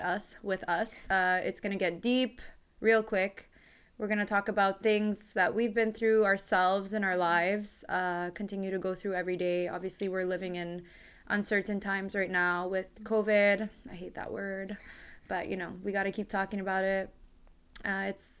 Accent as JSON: {"language": "English", "town": "Montreal", "region": "Quebec", "country": "Canada", "tie": "born or raised there", "said": "born and raised in Montreal"}